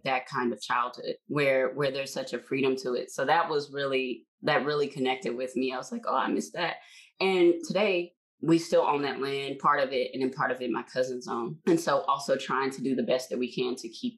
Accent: Tyler, Texas, United States; I grew up in East Texas, so Tyler, Texas

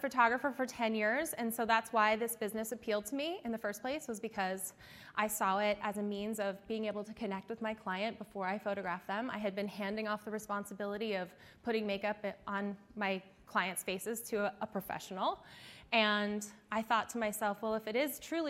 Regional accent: Eastern Shore of Maryland, United States; I am from the Eastern Shore of Maryland

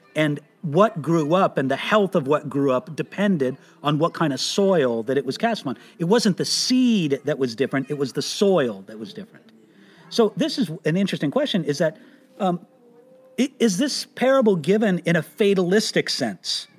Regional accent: California, United States; I was born and raised in America, in California

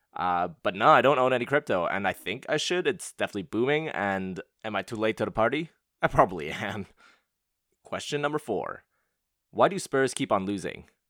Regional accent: Montreal, Quebec, Canada; moved away as an adult; also born or lived in Hong Kong / London; now in Bay Area, United States; I was born and raised in Montreal

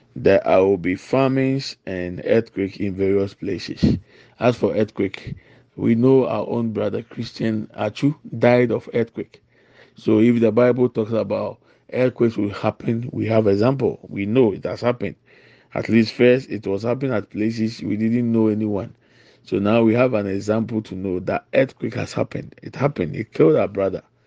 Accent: Ghana; I'm from Ghana.

